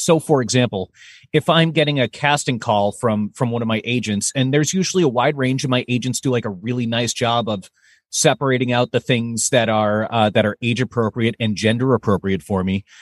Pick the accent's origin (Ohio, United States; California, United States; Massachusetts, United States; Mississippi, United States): Massachusetts, United States; moved away as an adult; also born or lived in New York; now in Minneapolis, United States; originally I'm actually from Massachusetts